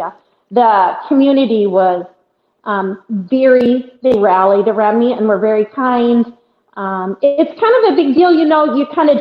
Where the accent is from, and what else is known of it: Iowa, United States; born or raised there